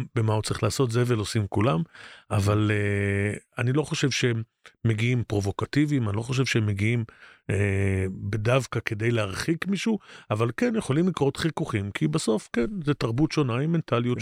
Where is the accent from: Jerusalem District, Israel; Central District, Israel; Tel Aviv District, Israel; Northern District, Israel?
Jerusalem District, Israel; Jerusalem; אני בראש ובראשונה ירושלמי